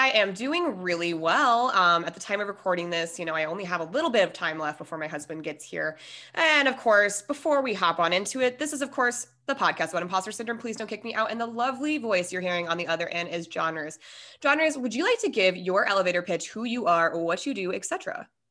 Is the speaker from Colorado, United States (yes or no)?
yes; Denver, Colorado, United States; moved away as an adult; also born or lived in San Diego; We are both from Denver